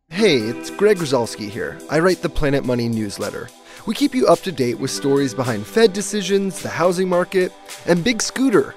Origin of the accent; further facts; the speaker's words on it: Canada; moved away; I'm Canadian